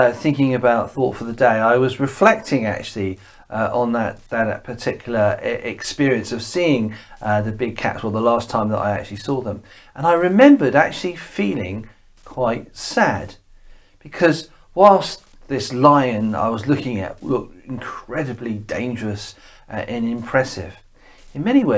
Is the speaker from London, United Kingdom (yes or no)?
no; Bournemouth, South West England, United Kingdom; moved away; also born or lived in West Ewell; we come from Bournemouth as a family